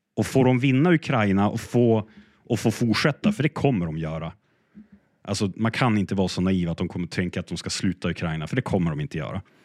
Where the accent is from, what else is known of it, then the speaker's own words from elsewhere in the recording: Sweden; som svensk